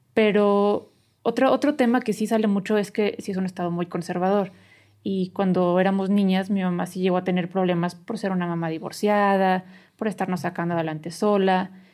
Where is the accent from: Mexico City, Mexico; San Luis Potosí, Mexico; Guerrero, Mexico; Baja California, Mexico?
San Luis Potosí, Mexico; moved away as an adult; la colonia donde yo viví, donde crecí toda la vida, este, está cerca de Soledad